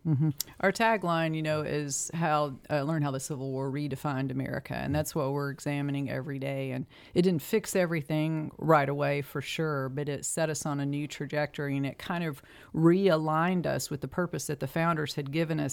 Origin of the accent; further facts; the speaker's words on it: eastern Tennessee, United States; I am a native, uh, I'm a hillbilly. Uh, grew up